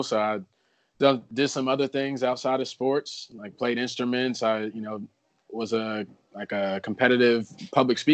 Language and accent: English; New Jersey, United States; moved away as an adult; also born or lived in Virginia; my childhood was like growing up in New Jersey